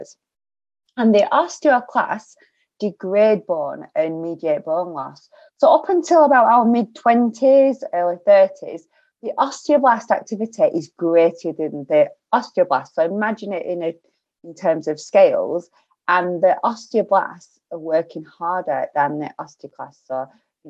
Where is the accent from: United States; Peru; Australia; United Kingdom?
United Kingdom; Lancashire, North West England; accent: broad Lancashire; my broad Lancashire accent